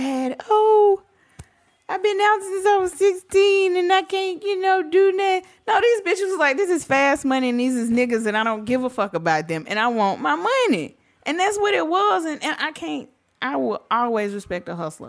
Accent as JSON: {"language": "English", "region": "the South", "country": "United States", "said": "I'm from the South."}